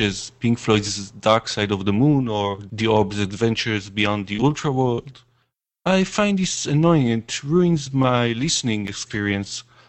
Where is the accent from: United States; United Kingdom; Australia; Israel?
Israel; I'm a musician from Israel.